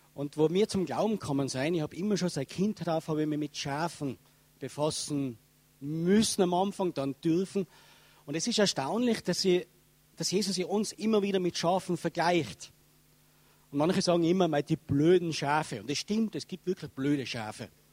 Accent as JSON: {"language": "German", "region": "Tyrol", "country": "Austria", "accent": "Tyrolean"}